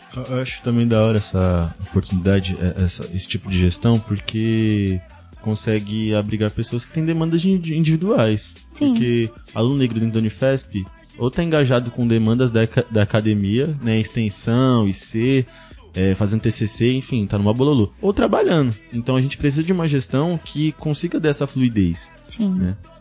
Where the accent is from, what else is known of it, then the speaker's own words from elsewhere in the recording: São Vicente, São Paulo, Brazil; sou de São, Vicente